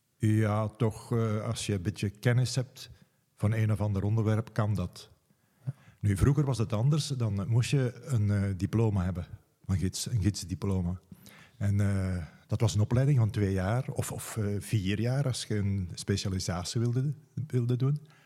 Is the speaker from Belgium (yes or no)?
yes; Meensel-Kiezegem, Flanders, Belgium; also born or lived in Leuven; now in Diest, Belgium; Ik kom van Meenselkiezingen, nu deelgemeente van Tiltwingen